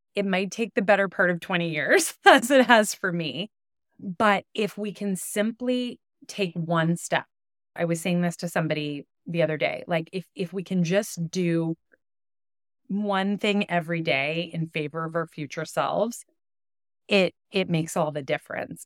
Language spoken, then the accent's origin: English; Ottawa, Ontario, Canada; also born or lived in Toronto; as a kid growing up in Ottawa